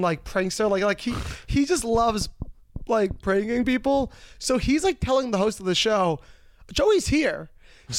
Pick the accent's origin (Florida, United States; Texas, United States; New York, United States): New York, United States; I'm from New York